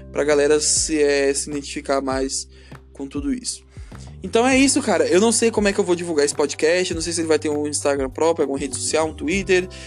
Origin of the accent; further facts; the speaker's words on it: Brasília, Federal District, Brazil; Eu sou de Brasília, Distrito Federal, Brasil, América do Sul, Hemisfério Sul, essas coisas aí.